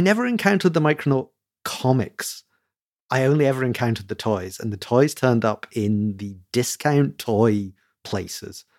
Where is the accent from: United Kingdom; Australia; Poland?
United Kingdom; I'm a Brit